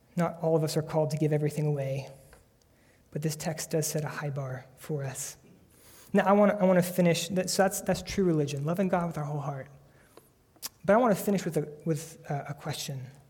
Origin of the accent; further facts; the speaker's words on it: United States; we are American Christians